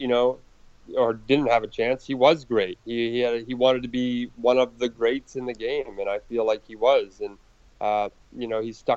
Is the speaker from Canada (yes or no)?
yes; Canada; I'm Canadian, born and raised